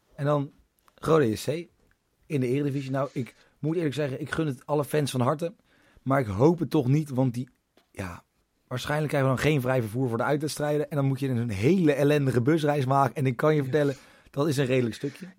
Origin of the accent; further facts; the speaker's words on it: Leiden, South Holland, Netherlands; Ik, ik kom uit Leiden. Omgeving Leiden